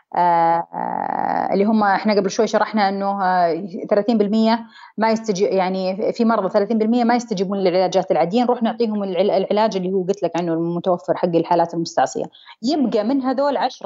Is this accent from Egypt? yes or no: no; Saudi Arabia